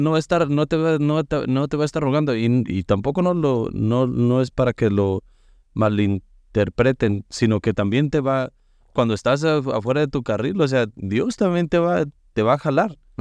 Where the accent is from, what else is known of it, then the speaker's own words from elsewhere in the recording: Mexico; moved away; en México nos acostumbraban para el fin de año de llevarnos al, al Santísimo